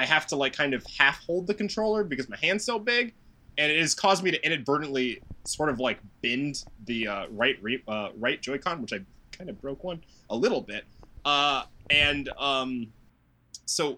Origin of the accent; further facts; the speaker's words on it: United States; I'm American